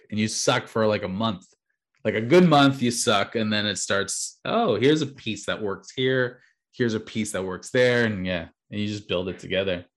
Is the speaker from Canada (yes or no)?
yes; Canada; being a Canadian